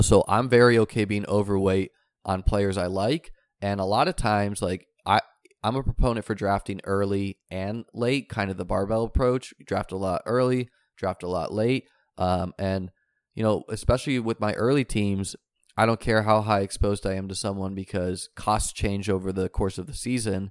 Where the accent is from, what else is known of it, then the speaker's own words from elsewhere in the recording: New Hampshire, United States; I grew up in New Hampshire.